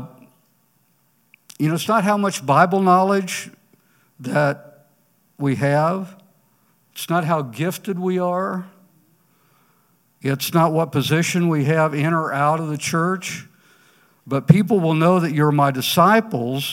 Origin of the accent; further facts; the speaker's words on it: Ponca City, Oklahoma, United States; walking the streets of my hometown, Ponca City